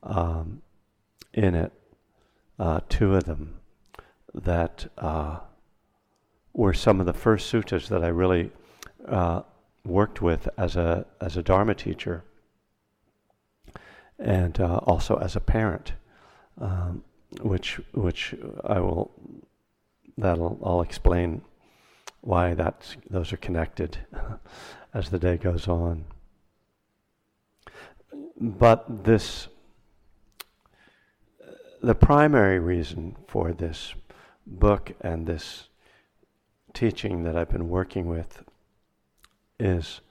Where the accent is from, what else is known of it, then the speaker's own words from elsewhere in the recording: East Coast, United States; now in Berkeley, United States; I'm from the East Coast, even though I live in Berkeley, California